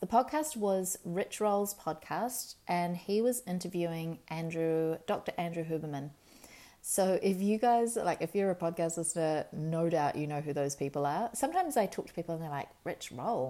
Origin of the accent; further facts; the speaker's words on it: Marlborough Sounds, New Zealand; When we were kids, we grew up in the Marlborough Sounds.